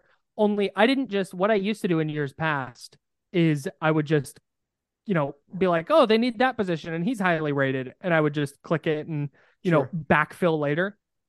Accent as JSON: {"language": "English", "town": "Brentwood", "region": "California", "country": "United States", "said": "I'm from Brentwood though, so I'm not the person to gatekeep."}